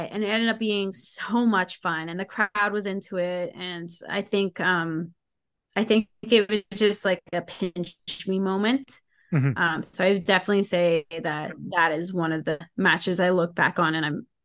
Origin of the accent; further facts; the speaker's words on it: Calgary, Alberta, Canada; it's so funny because when they announced I was from Calgary, I heard the crowd go, "Oh!"